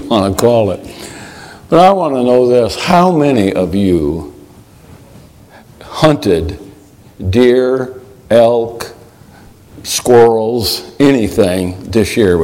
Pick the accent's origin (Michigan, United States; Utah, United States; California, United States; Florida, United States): Michigan, United States; I grew up in Michigan.